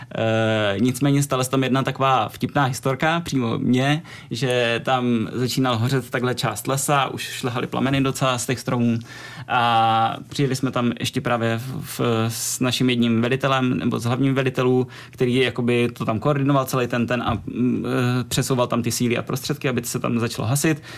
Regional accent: Czechia; u nás v Čechách

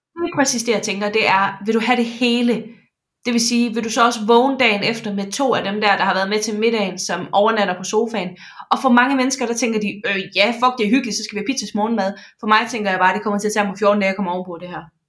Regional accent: Jutland, Denmark; Jeg er jyde

